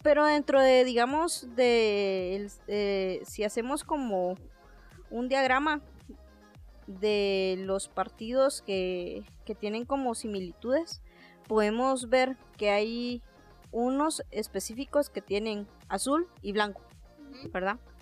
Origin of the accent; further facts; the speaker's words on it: Guatemala; nosotros como guatemaltecos